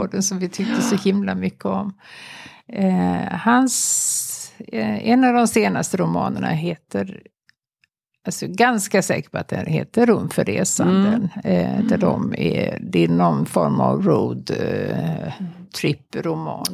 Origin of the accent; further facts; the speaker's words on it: Bohuslän, Västra Götaland, Sweden; jag är ju då från Bohuslän